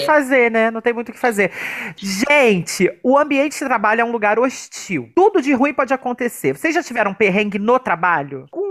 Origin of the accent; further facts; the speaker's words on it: Brazil; Nascemos no Brasil, que já é um lugar que é um perrengue